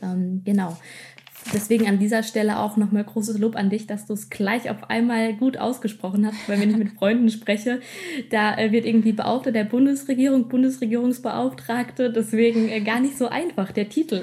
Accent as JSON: {"language": "German", "town": "Wiesbaden", "region": "Hesse", "country": "Germany", "tie": "born or raised there", "also_born_or_lived": "Mainz / Giessen", "said": "gebürtig komme ich aus Hessen, aus der wunderschönen Landeshauptstadt ähm, Wiesbaden"}